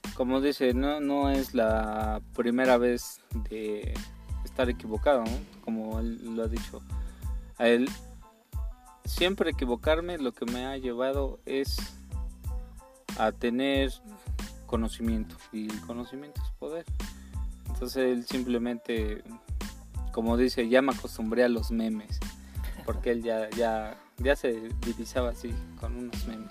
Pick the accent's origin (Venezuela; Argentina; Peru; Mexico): Mexico; somos mexicanos